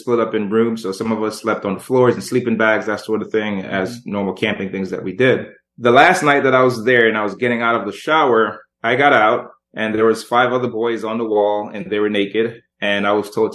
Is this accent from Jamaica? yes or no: yes; Jamaica; I was born in Jamaica